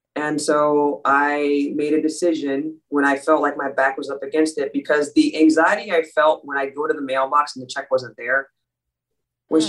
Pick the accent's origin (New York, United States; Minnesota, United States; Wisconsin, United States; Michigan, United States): Minnesota, United States; Dayton; I was born and raised in Minneapolis, Minnesota, and when I was six years old, around there's five or six years old, my my family moved out to a suburb called Dayton, Minnesota